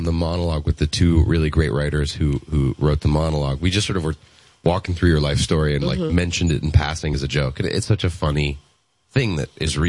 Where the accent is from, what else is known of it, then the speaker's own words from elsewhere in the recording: Los Angeles, California, United States; we grew up in Los Angeles